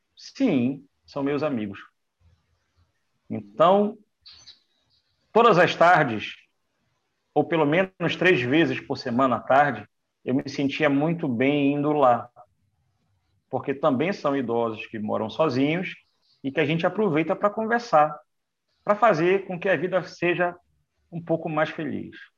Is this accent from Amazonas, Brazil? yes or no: yes; Manaus, Amazonas, Brazil; moved away as an adult; now in Recife, Brazil; eu sou de Manaus, do Amazonas